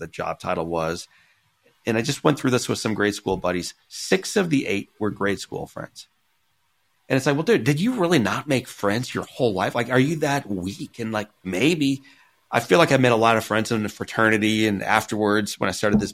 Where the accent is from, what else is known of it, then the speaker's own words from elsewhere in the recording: Missouri, United States; I grew up in Missouri